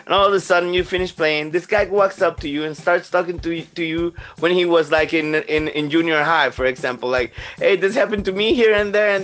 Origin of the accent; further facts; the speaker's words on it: Panama; now in Germany; I live in Germany. I was born in Panama